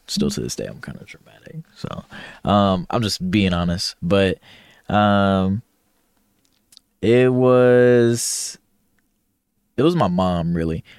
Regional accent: Ohio, United States; moved away as an adult; born and raised, I'm from Ohio, a big O H

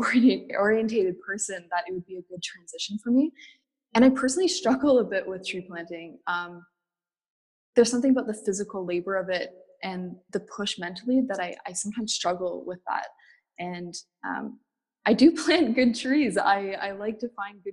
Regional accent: North Bay, Ontario, Canada; now in Toronto, Canada; I'm from North Bay, Ontario. I grew up there

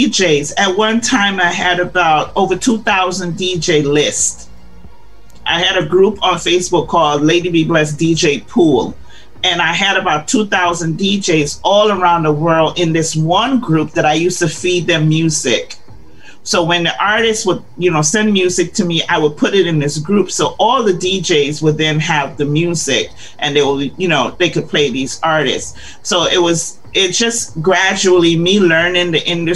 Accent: Chicago, Illinois, United States; also born or lived in Guyana; I grew up in Chicago

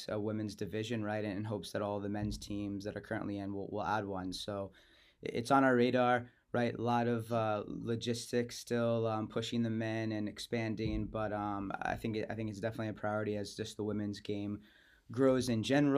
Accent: South Florida, United States; I grew up in South Florida

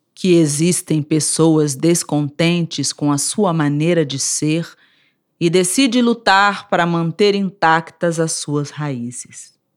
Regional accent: Rio de Janeiro, Brazil; now in Brasília, Brazil; Sou carioca, vivo em Brasília

